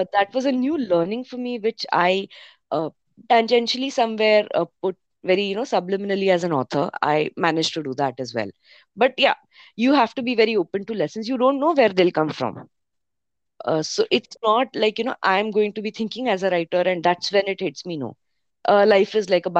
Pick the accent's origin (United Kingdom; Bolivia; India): India; Mumbai, Maharashtra; I grew up in Bombay